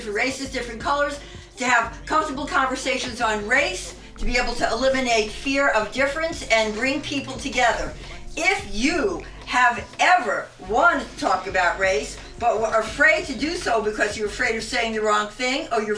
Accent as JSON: {"language": "English", "town": "New York City", "region": "New York", "country": "United States", "moved": "yes", "lives_now": "San Francisco Bay Area, United States", "said": "Although I'm not from here. I've been here for over 35 years. I'm from the Bronx, but I'm still from the Bronx."}